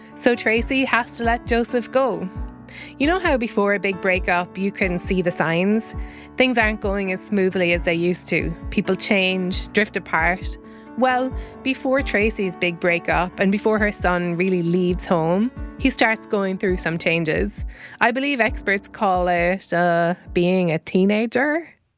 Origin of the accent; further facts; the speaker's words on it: Ireland; we grew up in Ireland